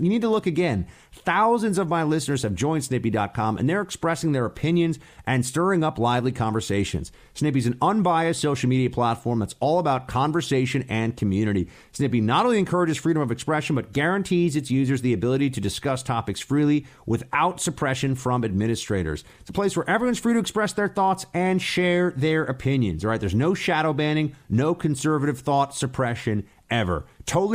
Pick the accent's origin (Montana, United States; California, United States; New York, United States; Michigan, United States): New York, United States; Trump's home state, my home state